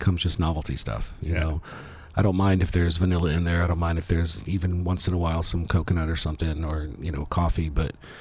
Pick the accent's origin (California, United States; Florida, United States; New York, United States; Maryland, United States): Florida, United States; Fort Lauderdale; moved away; growing up down in like the Fort Lauderdale area